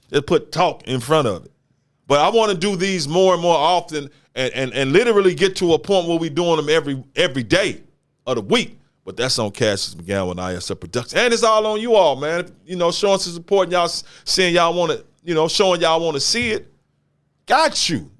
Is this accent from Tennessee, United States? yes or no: yes; Memphis, Tennessee, United States; also born or lived in Canada; born and raised in Memphis, Tennessee, from Memphis